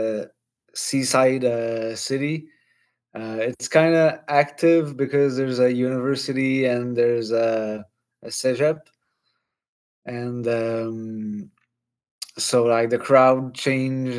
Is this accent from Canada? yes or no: yes; Quebec City, Quebec, Canada; I'm 37 years old, and I'm from Quebec City.